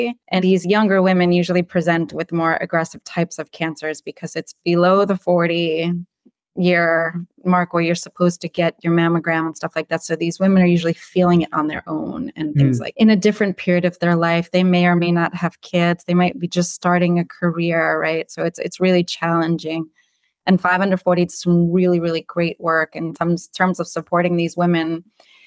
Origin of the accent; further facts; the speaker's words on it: New York City, New York, United States; I'm born and raised in Brooklyn, pretty much have lived here all my life